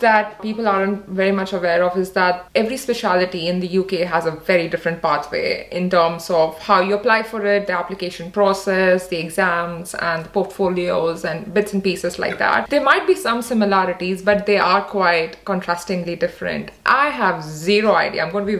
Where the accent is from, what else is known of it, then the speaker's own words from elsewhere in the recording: Odisha, India; because I am from Orissa. So when I hear someone talking so fondly and so nicely of people there, so I just feel like they're talking about my people.